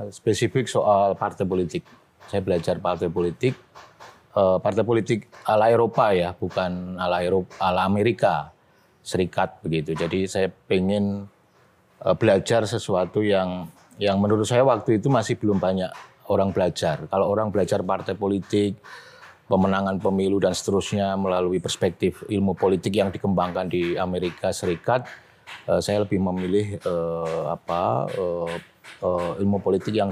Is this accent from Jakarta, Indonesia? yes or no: no; Madiun, East Java, Indonesia; moved away as an adult; also born or lived in Tokyo; now in Yogyakarta, Indonesia; Saya dari Madiun, Mas, Jawa Timur.